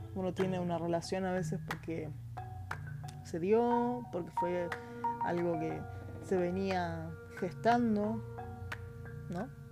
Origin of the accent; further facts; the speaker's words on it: Argentina; Soy argentina